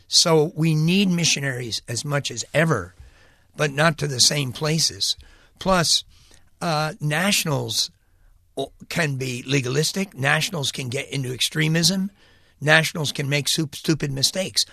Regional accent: United States; moved away as an adult; also born or lived in Mexico; my hometown was a needy place, New York

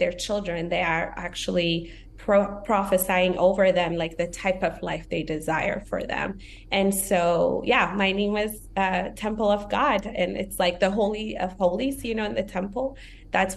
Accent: Ethiopia; now in United States; I was born and raised in Ethiopia

